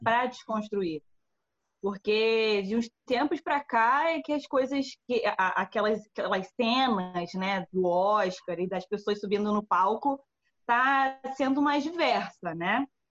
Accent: Brazil; nós aqui enquanto brasileiros

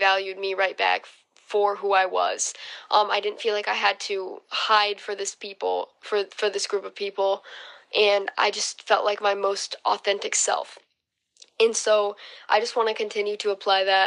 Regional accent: Holland, Michigan, United States; I'm going to Hope College, which is in Holland, Michigan, my hometown

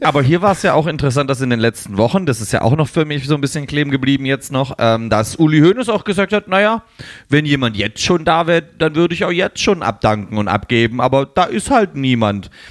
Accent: Leipzig, Saxony, Germany; weil wir aus Leipzig kommen

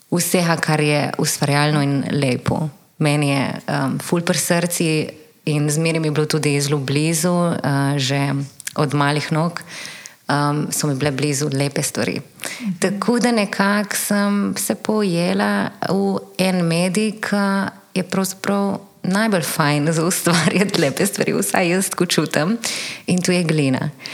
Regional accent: Ajdovščina, Goriška, Slovenia; moved away as an adult; now in Ljubljana, Slovenia; prihajam iz Vajdušne, verjetno slišiš.

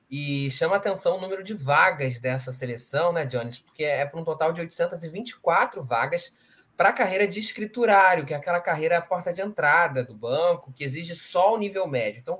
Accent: Rio de Janeiro, Brazil; sou carioca mesmo

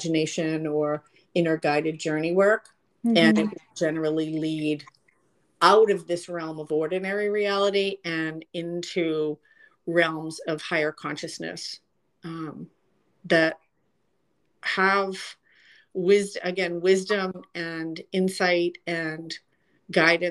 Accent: Boston, Massachusetts, United States; moved away as an adult; also born or lived in San Francisco; I grew up in Boston

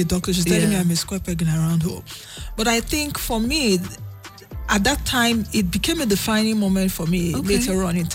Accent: Lagos, Nigeria; came back to Lagos. I was born in Lagos.

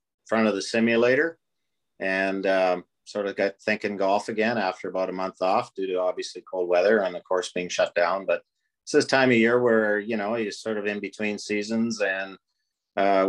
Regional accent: Prince Albert, Saskatchewan, Canada; growing up in PA

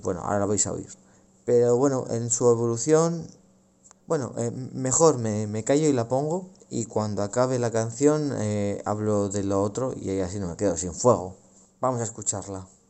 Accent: Logroño, La Rioja, Spain; aquí en, en Logroño, en mi ciudad natal

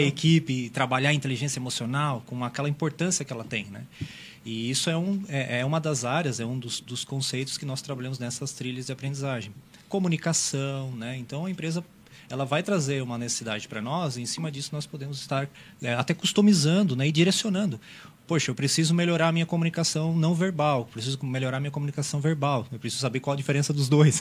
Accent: Meleiro, Santa Catarina, Brazil; now in Criciúma, Brazil; eu sou natural do Meleiro, mas moro, moro aqui já há alguns anos

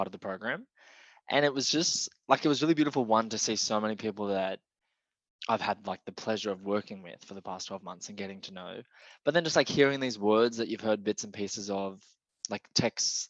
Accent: Wollongong, New South Wales, Australia; I'm an actor from Wollongong

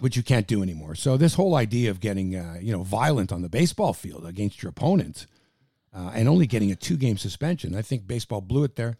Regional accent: Toronto, Ontario, Canada; we're from Toronto

